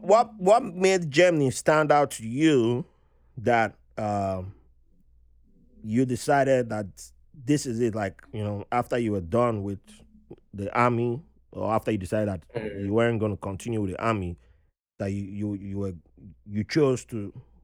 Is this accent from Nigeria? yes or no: yes; Nigeria; born there; I said, I was born in Nigeria, but American.